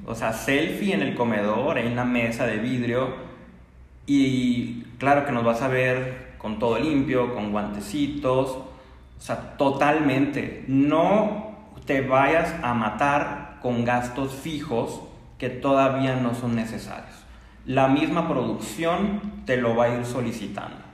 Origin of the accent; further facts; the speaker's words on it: Mexico; nuestra cultura como mexicanos